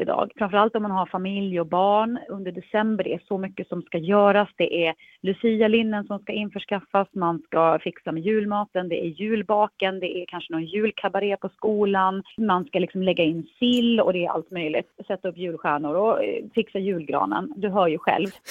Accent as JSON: {"language": "Swedish", "region": "Dalarna County", "country": "Sweden", "tie": "born or raised there", "said": "Jag är ju uppväxt i Dalarna"}